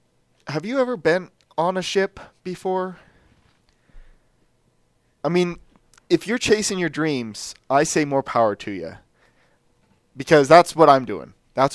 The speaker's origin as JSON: {"language": "English", "region": "Oregon", "country": "United States", "said": "I am from Oregon, but I'm not good at fixing these wooden wheel things."}